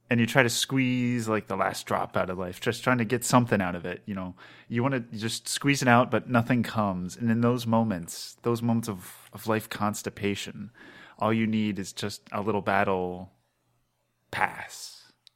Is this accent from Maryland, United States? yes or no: yes; Maryland, United States; I'm from Maryland, so, like, I know, like, they do crabs a lot